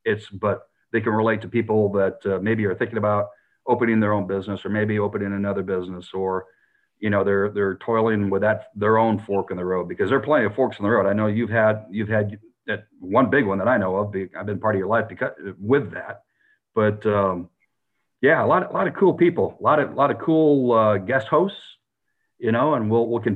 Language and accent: English; South Dakota, United States; now in Texas, United States; where I grew up in South Dakota or the Northern Plains